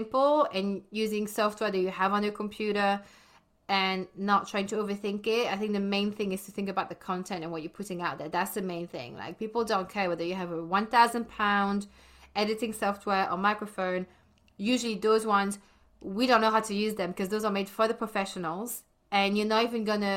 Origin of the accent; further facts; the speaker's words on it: Brussels, Brussels-Capital Region, Belgium; moved away as an adult; I was born and bred in Belgium, in Brussels, in the French-speaking side. And I left when I was 18.